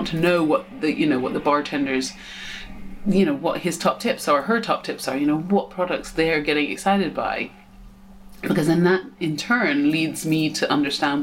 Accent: United States; moved away; also born or lived in England; even though I'm English, I grew up in America.

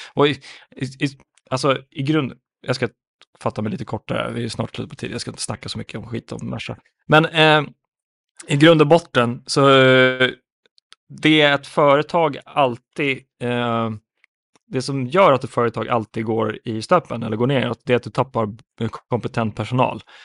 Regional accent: Finland; jag som finne

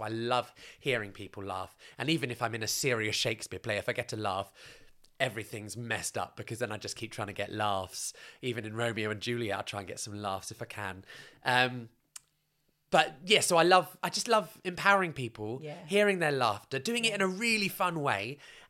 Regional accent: United Kingdom; first of all, to work in Canada as a British person is quite easy.

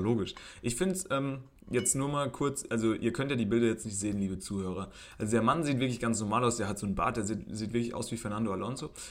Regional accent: Germany; wo kommst du denn her? Und dann habe ich gesagt, aus Deutschland

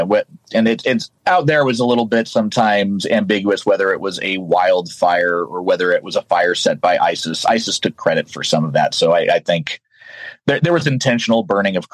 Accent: the American West, United States; growing up in the American West

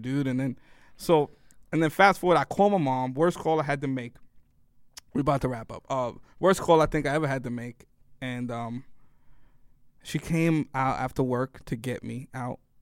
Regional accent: New York City, New York, United States; also born or lived in Worcester, Massachusetts; being from New York

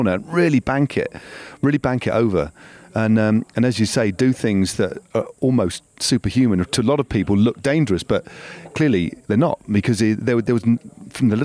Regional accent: United Kingdom; We're British

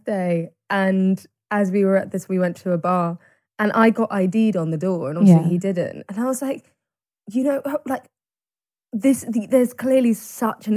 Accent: Cirencester, South West England, United Kingdom; Barn Theatre in Siren Sister, which is my hometown

